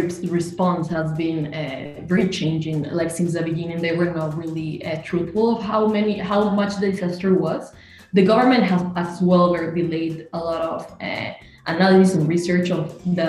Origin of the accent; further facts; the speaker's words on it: Peru; moved away; I'm actually from Peru. My family is there.